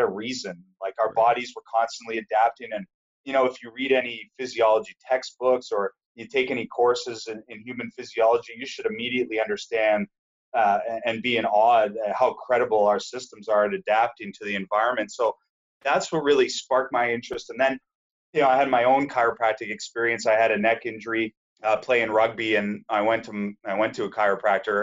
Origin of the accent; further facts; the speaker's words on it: Saskatchewan, Canada; moved away; also born or lived in Eastern Canada; I grew up in Saskatchewan. So, used to be neighbors to you until I moved out east.